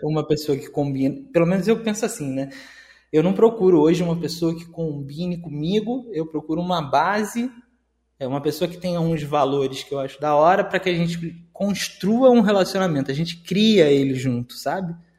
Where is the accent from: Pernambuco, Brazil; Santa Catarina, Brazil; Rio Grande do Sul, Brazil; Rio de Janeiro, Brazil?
Rio de Janeiro, Brazil; Eu sou do Rio de Janeiro